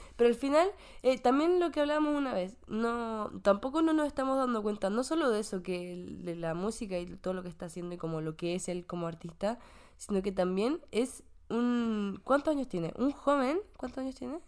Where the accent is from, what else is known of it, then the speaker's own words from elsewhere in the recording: Santiago, Santiago Metropolitan Region, Chile; now in Canada; en Santiago se nota. Yo me acuerdo cuando era pequeña y llovía en el invierno, llovía harto.